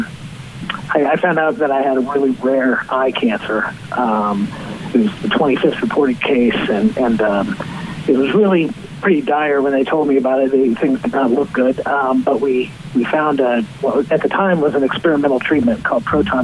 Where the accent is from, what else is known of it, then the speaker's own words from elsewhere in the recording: Bloomington, Indiana, United States; now in Zionsville, United States; I'm from Bloomington, Indiana.